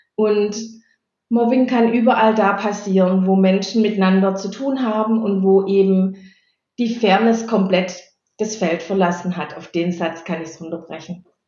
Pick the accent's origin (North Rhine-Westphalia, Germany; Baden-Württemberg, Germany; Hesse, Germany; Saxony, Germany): Baden-Württemberg, Germany; Stuttgart area; also born or lived in Bottwartal; Ich bin geborene Badenerin, aufgewachsen und mein ganzer Lebenslauf war in der Stuttgarter Umgebung